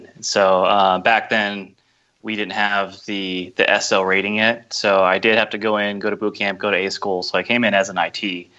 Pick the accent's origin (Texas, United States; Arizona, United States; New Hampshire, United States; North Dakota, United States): New Hampshire, United States; moved away as an adult; now in San Diego, United States; I'm originally from New Hampshire, and so I came out here when I checked into BUDS. That was my first experience on the West Coast